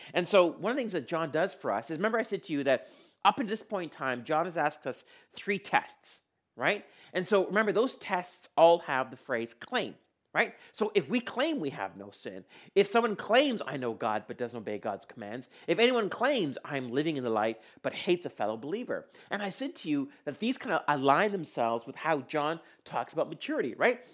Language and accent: English; India; I was born in India